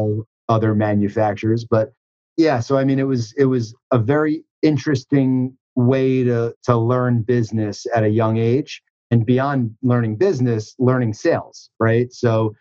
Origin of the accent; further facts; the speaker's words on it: Huntington, New York, United States; I grew up in Huntington, Long Island, not far from where I am right now